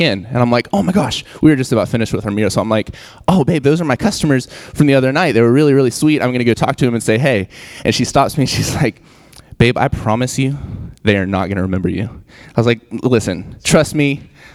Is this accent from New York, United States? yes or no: no; West Virginia, United States; moved away as an adult; I'm from West By God, Virginia